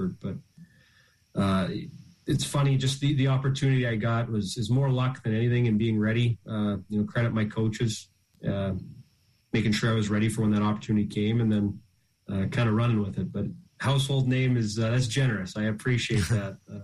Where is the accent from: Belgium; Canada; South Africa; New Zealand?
Canada; moved away as an adult; the typical Canadian upbringing, flooded backdoor rink